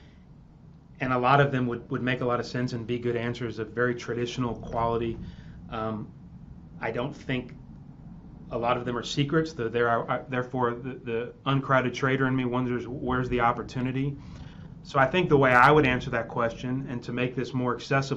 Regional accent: Texas, United States; I'm from Texas.

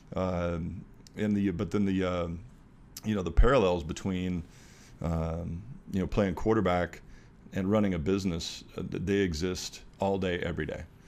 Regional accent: Walla Walla, Washington, United States; the little town I grew up in, Walla Walla, Washington

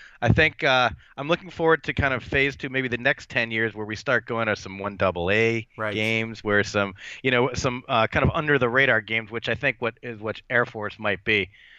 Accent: Maryland, United States; we're from Maryland and Ohio

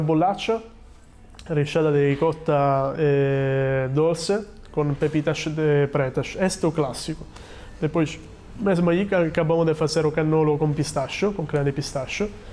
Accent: Sicily, Italy; Portuguese is a second language; now in Portugal; sou da Sicília, que é uma ilha.

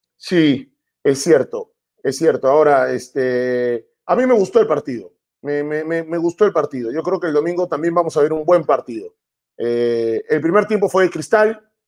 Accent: Peru; acá nosotros eh, somos prejuiciosos, el peruano

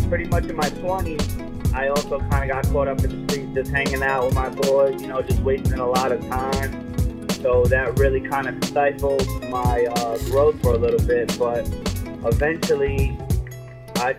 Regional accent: Brentwood, New York, United States; also born or lived in Bronx, New York; I'm from Brumbo, Long Island. Initially, I was born in the Bronx, you know, so I started out my life out there early on. Came out to Long Island. I spent the rest of my life out here, man. I've been in Brentwood

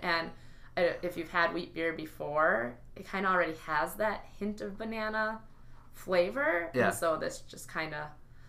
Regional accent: United States; because I'm American Muslim, what am I going to do about this?

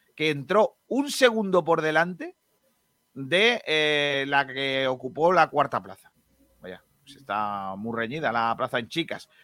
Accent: La Cala, Andalusia, Spain

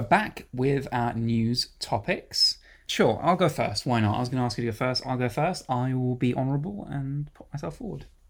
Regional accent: United Kingdom; as a British person

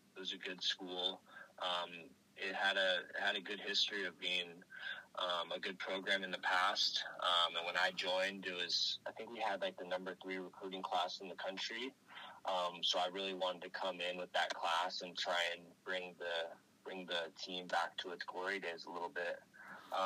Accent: Oakland, California, United States; I grew up in Oakland

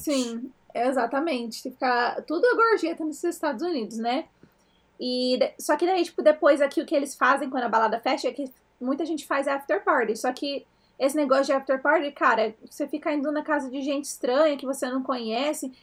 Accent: Brazil; moved away as an adult; now in United States; a gente cresceu no Brasil

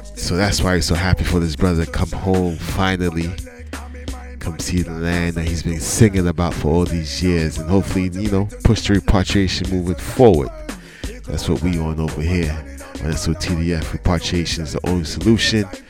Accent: New York City, New York, United States; Growing up in New York City

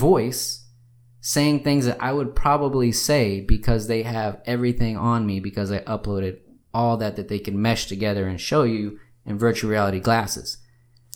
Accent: Austin, Texas, United States; I'm from Austin.

